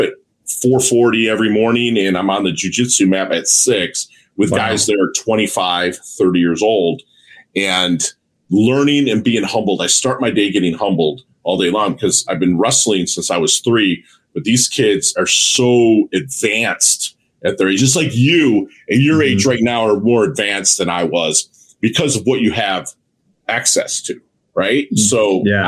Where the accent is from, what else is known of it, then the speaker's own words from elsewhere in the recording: Midwest, United States; I'm a Midwesterner, so I give hugs